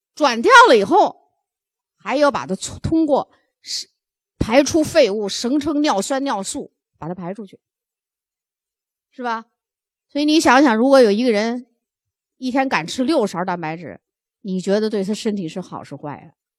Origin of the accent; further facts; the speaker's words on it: China; 我们中国人是肝病大国